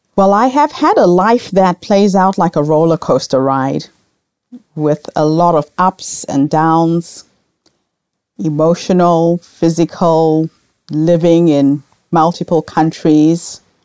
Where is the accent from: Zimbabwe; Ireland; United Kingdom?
Zimbabwe; moved away as an adult; also born or lived in New Zealand; now in Melbourne, Australia; I grew up in Rhodesia at a time when we had racial segregation